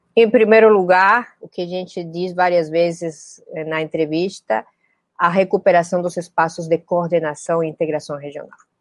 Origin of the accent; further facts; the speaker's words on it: Peru; Eu sou peruana